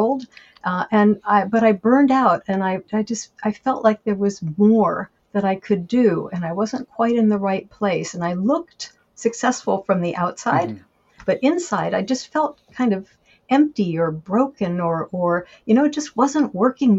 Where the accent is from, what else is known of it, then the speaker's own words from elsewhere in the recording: Washington, District of Columbia, United States; also born or lived in France; I was born in Washington, D.C., and I grew up in the D.C. suburbs and had a lovely childhood